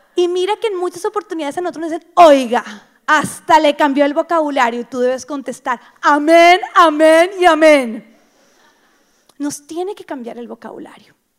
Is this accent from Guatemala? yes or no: no; Bogotá, Colombia; yo soy bogotana